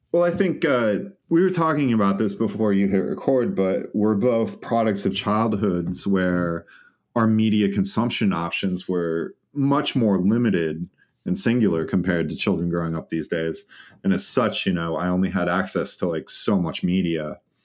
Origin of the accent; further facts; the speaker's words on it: just outside of Des Moines, Iowa, United States; I grew up just outside of Des Moines, Iowa.